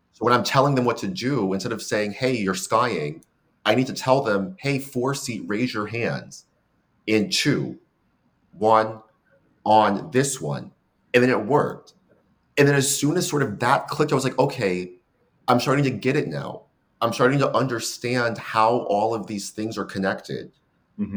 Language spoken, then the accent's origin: English; San Francisco, California, United States; moved away as an adult; now in Seattle, United States; I'm a fourth generation San Franciscan. Um, so it's like born and raised in the city.